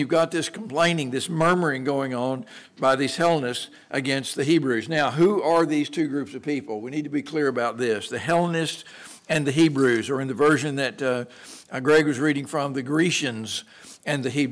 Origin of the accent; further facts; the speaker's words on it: Texas, United States; moved away; growing up in Texas